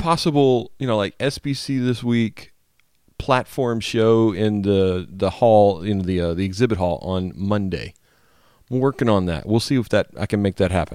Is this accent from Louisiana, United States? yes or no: yes; Louisiana, United States; moved away; I always enjoy trips to my home state